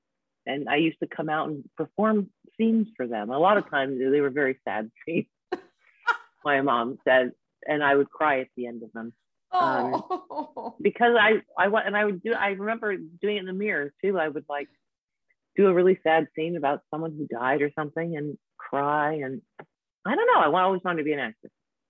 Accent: San Diego, California, United States; San Diego.

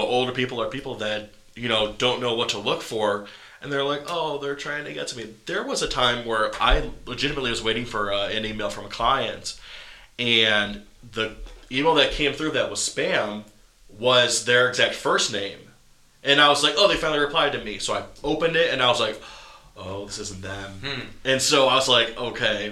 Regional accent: Geneva, Ohio, United States; my hometown, Geneva, Ohio

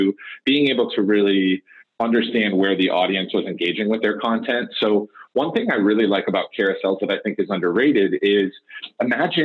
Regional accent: Detroit, Michigan, United States; moved away; I'm actually originally from Detroit

